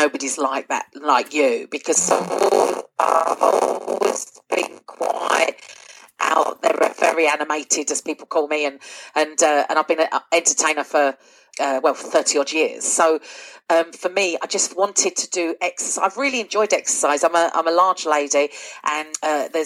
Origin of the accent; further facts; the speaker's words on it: London, United Kingdom; also born or lived in Essex; now in North Lanarkshire, United Kingdom; I am from London originally and then moved to Essex